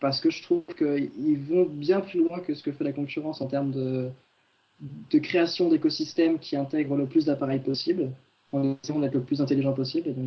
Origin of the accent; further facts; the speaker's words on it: Orléans, Centre-Val de Loire, France; Je viens de ma petite campagne. D'origine, je suis originaire.